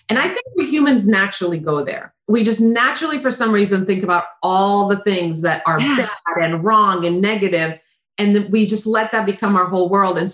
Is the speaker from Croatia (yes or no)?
yes; Croatia; moved away; I grew up in Croatia